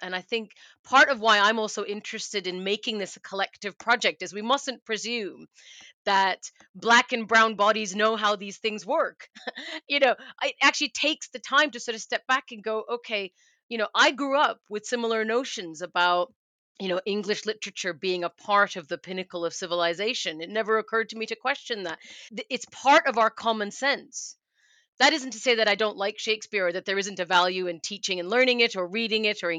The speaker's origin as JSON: {"language": "English", "country": "Canada", "moved": "as an adult", "lives_now": "United Kingdom", "said": "I am Canadian, but I'm also British now. I've lived here a long time"}